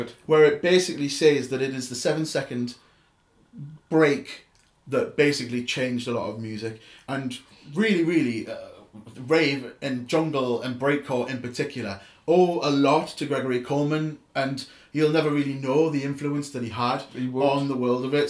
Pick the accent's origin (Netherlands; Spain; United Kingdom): United Kingdom; Newcastle upon Tyne, North East England; accent: Geordie; I am proper Geordie